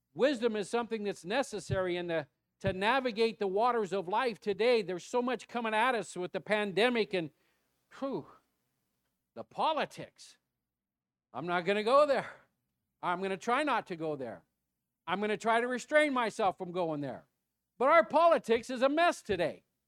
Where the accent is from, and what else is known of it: United States; also born or lived in Mesquite, Texas